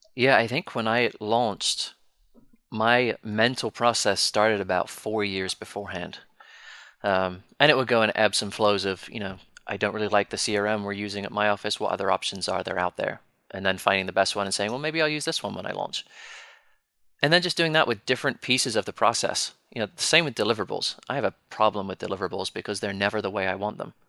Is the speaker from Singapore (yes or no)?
no; United Kingdom; Being British